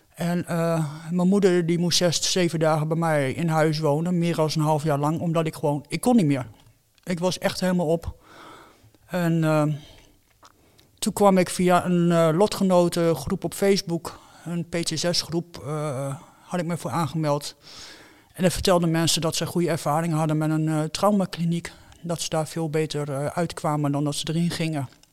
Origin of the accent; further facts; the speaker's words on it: Netherlands; ik woon in Nederland, ik ben een Nederlander.